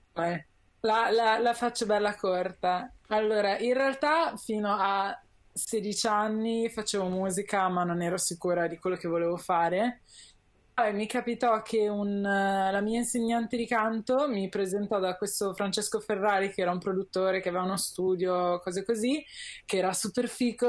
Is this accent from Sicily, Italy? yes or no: no; Milan, Lombardy, Italy; io sono nata a Milano, sono cresciuta a Milano